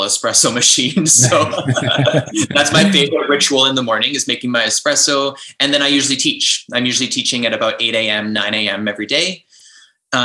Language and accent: English; Vancouver, British Columbia, Canada; also born or lived in Ontario; now in Calgary, Canada; I'm actually from Vancouver. I'm from the West Coast